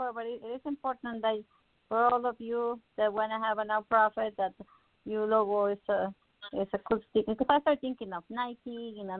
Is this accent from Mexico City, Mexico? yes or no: yes; Mexico City, Mexico; moved away; I can teach you Spanish. I'm from Mexico City.